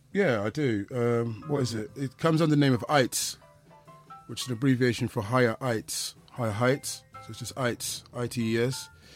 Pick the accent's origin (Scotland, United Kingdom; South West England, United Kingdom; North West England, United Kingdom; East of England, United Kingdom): South West England, United Kingdom; when I came from the West Country, I was obviously into old tunes before the term Rare Groove kind of was about.